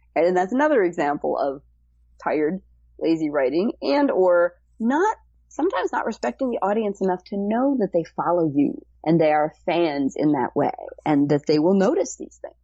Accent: Cleveland, Ohio, United States; moved away as an adult; now in California, United States; I'm from Cleveland, Ohio originally, uh, and moved out to California

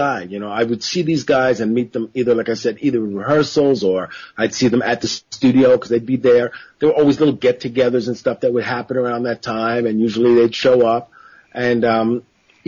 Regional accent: Long Island, New York, United States; also born or lived in Chicago / Queens; growing up on Long Island

